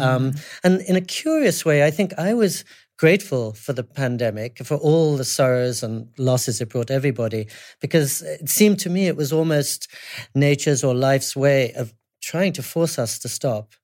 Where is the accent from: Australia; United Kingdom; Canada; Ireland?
United Kingdom; England; moved away; also born or lived in California / New York City / Japan; I was brought up in England